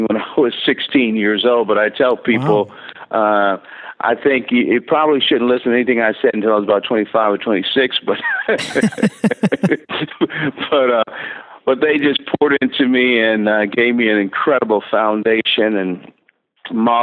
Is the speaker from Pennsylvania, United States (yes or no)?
no; Newark, New Jersey, United States; also born or lived in Plainfield, New Jersey; I was born in Newark, New Jersey, and spent the first 12 years of my life there. And then our family moved to Plainfield, New Jersey, which that's all a metropolitan New York area.